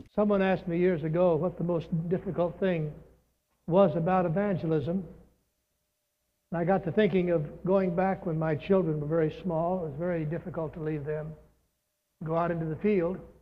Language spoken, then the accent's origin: English; Los Angeles, California, United States; I was born in the Methodist Hospital in Los Angeles, California.